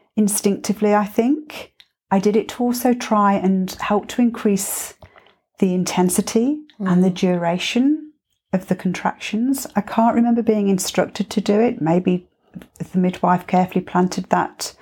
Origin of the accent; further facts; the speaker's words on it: England, United Kingdom; now in Byron Bay, Australia; being English